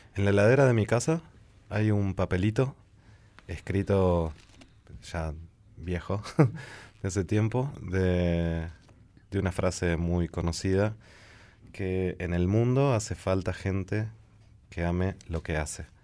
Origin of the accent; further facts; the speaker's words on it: La Plata, Buenos Aires Province, Argentina; Yo soy nacido en La Plata y vivo entre dos capitales.